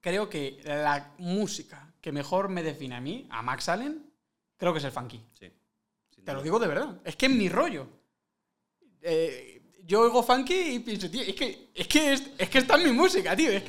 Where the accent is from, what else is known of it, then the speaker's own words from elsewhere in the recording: Galicia, Spain; me dio por la gaita. Claro, es que siendo gallego.